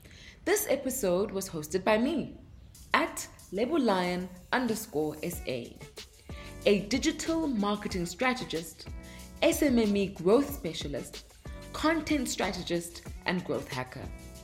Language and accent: English; Johannesburg, Gauteng, South Africa; English is a second language; I grew up in Joburg. And Joburg is a crazy place.